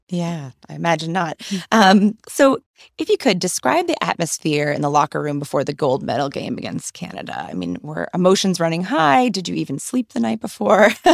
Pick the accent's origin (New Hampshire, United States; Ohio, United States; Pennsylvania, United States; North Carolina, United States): New Hampshire, United States; I grew up in New Hampshire, which hockey's very popular there